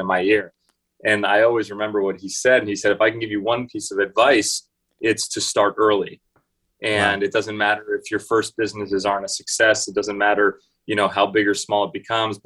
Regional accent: Los Angeles, California, United States; I grew up here in Los Angeles, California, born and raised here

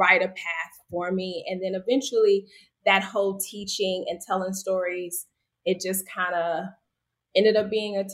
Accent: Los Angeles, California, United States; also born or lived in San Diego; I'm born and raised in South Central

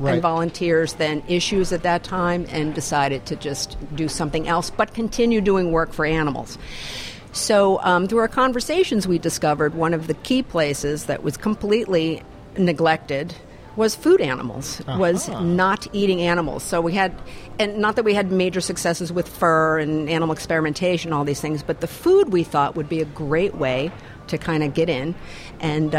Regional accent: Italy; moved away as an adult; now in Maine, United States; I moved over to Maine from Italy. I grew up in Italy and I lived in Italy for about 18 years.

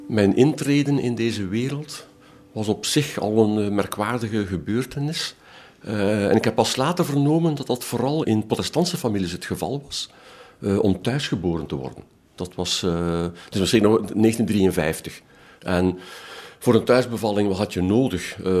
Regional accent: Ghent, Flanders, Belgium; Ik ben geboren en getogen in Gent.

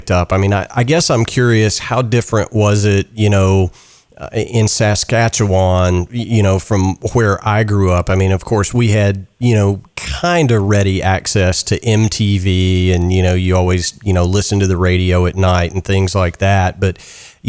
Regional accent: the South, United States; I grew up in the South, so it was always marching band

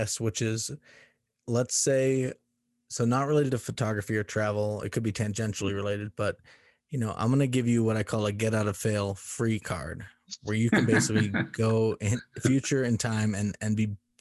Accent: Boston, Massachusetts, United States; moved away as an adult; now in Colorado, United States; I'm from Boston, Massachusetts originally

